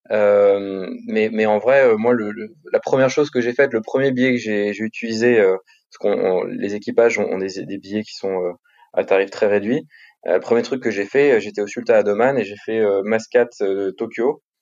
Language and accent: French; Paris, Île-de-France, France; Paris intramuros, ouais.